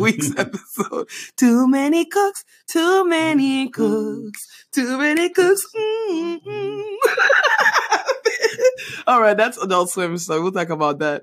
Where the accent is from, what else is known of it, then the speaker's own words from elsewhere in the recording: Panama; now in United States; Growing up in Panama